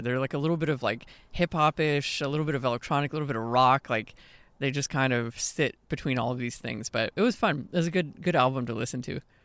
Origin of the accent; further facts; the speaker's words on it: Austin, Texas, United States; my hometown of Austin